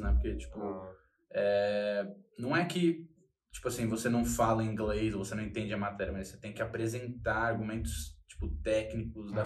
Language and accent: Portuguese; São Paulo, Brazil; eu sou de São Paulo